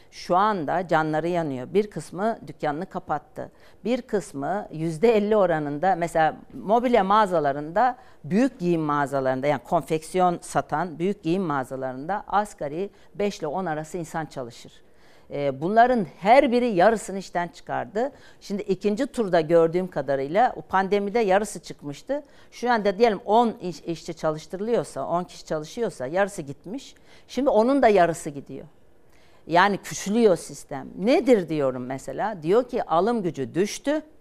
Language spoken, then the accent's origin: Turkish; İzmit, Kocaeli, Turkey; Onlarla e, Türkiye'nin her yerinde var da, yani İzmitliyim.